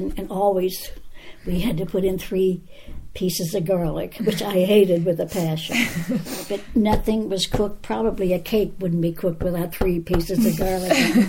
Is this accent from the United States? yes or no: yes; Charleroi, Pennsylvania, United States; Charleroi, Pennsylvania.